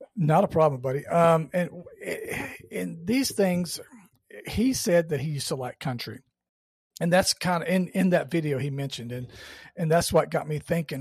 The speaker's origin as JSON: {"language": "English", "region": "Georgia", "country": "United States", "tie": "born or raised there", "said": "I grew up in Georgia"}